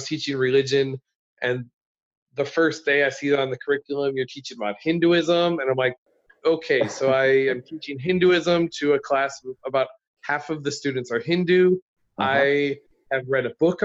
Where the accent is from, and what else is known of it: United States; born or raised there; moved away as an adult; also born or lived in Mexico / India / Hong Kong; now in Beijing, China